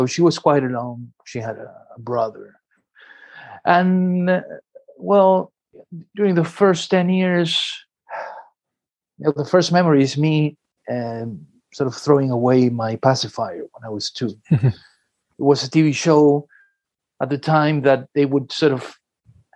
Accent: Buenos Aires, Argentina; now in Dorking, United Kingdom; I grew up in a city called Buenos Aires in Argentina

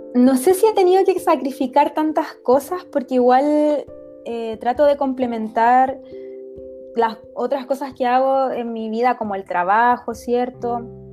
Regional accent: Iquique, Tarapacá, Chile; also born or lived in Pica; yo soy de Iquique, para aclarar, de Iquique

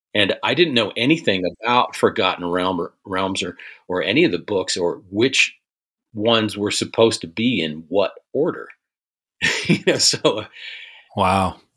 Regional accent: Cincinnati, Ohio, United States; moved away as an adult; also born or lived in Korea / Fort Campbell, Kentucky; I grew up outside of Cincinnati in Ohio

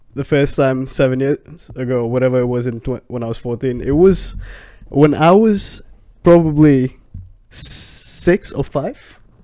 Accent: Mumbai, Maharashtra, India; moved away as an adult; I was born in India.

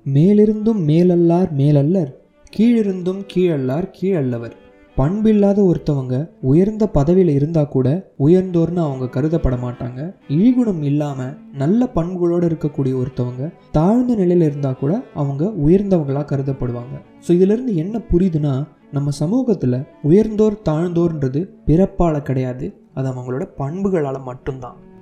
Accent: Chennai, Tamil Nadu, India; moved away as an adult; now in Los Angeles, United States; பிறந்து வளர்ந்ததெல்லாம் சென்னையாக

